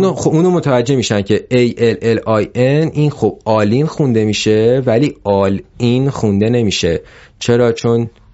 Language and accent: Persian; Iran; also born or lived in Malaysia; توی یه کلاس سه تا … بودیم ایرانی سه سه نفر ایرانی بودیم